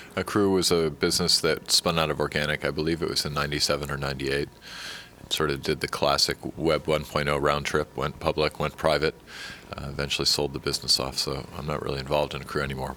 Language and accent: English; San Francisco, California, United States; I come from San Francisco and Silicon Valley